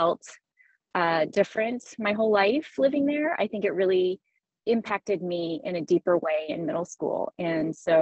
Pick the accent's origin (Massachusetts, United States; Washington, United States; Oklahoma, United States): Oklahoma, United States; Tulsa; now in Bay Area, United States; I did grow up in Tulsa, Oklahoma, like my character.